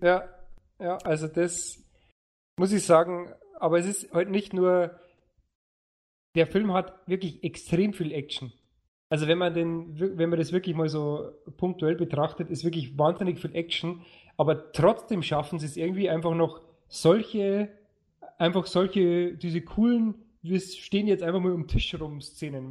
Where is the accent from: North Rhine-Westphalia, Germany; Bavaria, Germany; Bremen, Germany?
Bavaria, Germany; Lower; bei uns in Niederbayern